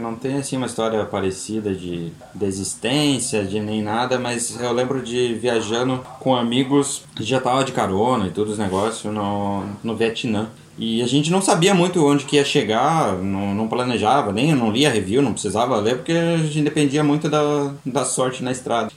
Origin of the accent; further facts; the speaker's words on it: Brazil; Eu sou brasileiro inteira